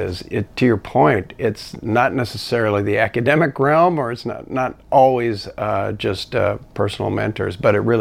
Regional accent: east side of Washington, United States; moved away; also born or lived in California; they moved to the Pacific Northwest, specifically on the east side of Washington, which is sort of right on the border with Idaho

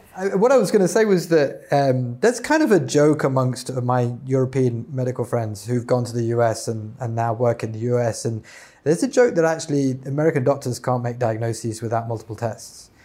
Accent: United Kingdom; as we say in the U K

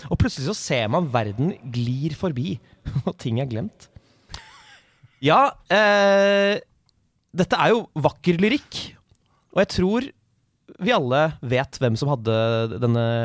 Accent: Norway; Jeg er fra Norge.

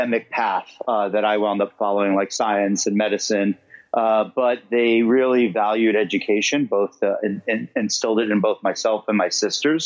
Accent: New York City, New York, United States; I grew up in Queens

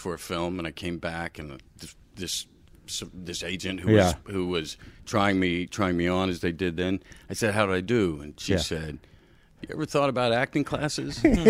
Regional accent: the Ozarks, United States; I came out from the Ozarks and I needed some. I needed a little bit of polishing

